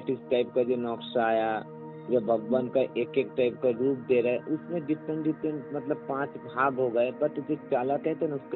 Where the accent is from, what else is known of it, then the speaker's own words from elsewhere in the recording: West Bengal, India; जो दुर्गा दुर्गा दुर्गा पूजा जो है ना मेरा गांव में ना कोलकाता के पास जो ये जो गाँव से रहते हो ना